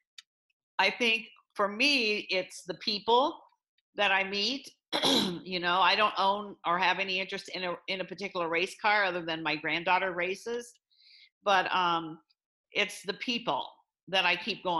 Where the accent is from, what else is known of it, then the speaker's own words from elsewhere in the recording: Illinois, United States; now in Iowa, United States; I grew up in Illinois